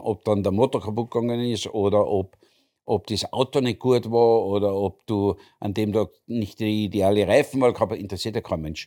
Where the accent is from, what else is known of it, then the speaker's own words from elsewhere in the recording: Austria; Ich bin als Österreicher